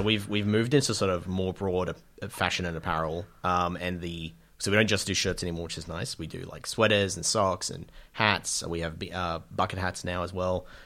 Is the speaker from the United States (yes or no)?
no; Australia; spending a lot of time in the U S as an Australian